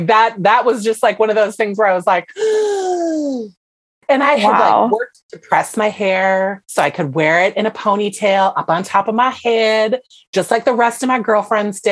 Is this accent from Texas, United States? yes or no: no; Minnesota, United States; I am from Minnesota and I am mixed race, like I grew up around a lot of white people